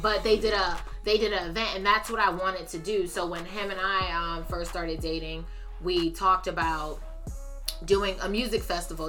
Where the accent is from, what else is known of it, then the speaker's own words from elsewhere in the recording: Bloomfield, United States; I grew up in Bloomfield and I love Bloomfield